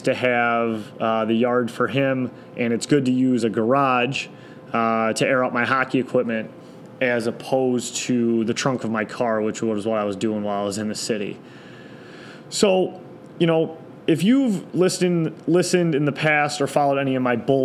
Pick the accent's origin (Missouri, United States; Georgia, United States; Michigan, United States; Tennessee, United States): Michigan, United States; Detroit; also born or lived in East Lansing, Michigan / Chicago, Illinois; I grew up in East English Village my entire life.